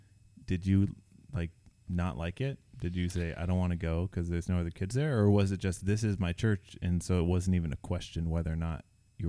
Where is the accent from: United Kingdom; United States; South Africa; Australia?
United States; Seattle, Washington; born or raised there